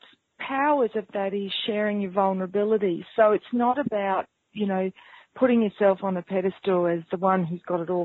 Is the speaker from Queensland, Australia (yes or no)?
yes; North Queensland, Australia; accent: New Zealand; also born or lived in New Zealand; I grew up in North Queensland